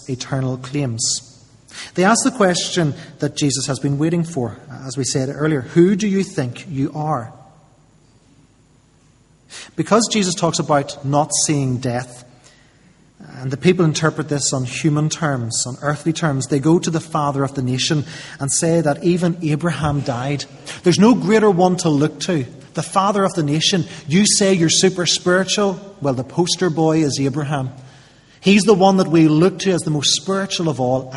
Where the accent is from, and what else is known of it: United Kingdom